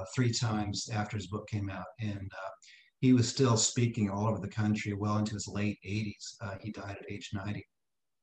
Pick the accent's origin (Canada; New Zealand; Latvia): Canada; moved away; I grew up in Canada.